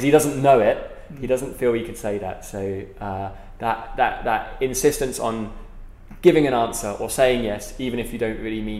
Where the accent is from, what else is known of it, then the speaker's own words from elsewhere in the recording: United Kingdom; accent: British; now in Philippines; especially with my British accent.